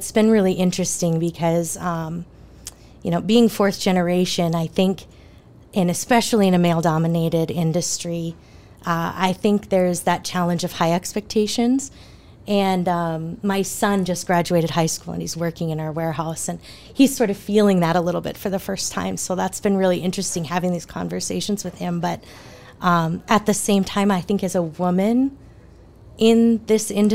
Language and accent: English; Minot, North Dakota, United States; now in Bismarck, United States; I'm born and raised in Minot, North Dakota